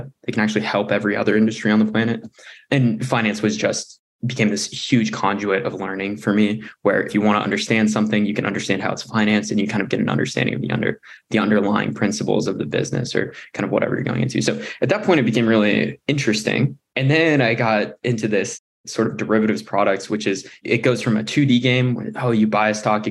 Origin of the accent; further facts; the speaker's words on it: Oregon, United States; moved away as an adult; also born or lived in Berkeley, California; I was born and raised in Oregon